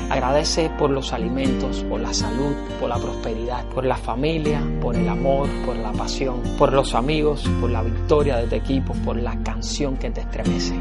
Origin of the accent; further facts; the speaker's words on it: Cuba; moved away; mi patria, a mi tierra, a mi Cuba